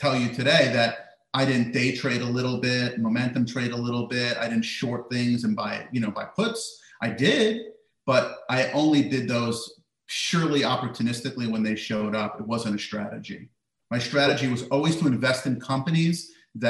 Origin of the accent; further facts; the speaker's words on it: United States; living in America, growing up in America